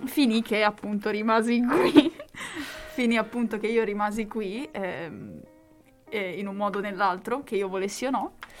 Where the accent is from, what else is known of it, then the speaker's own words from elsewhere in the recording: Bagnacavallo, Emilia-Romagna, Italy; also born or lived in Lugo; ho un rapporto un po' brutto con eh, Bagnacavallo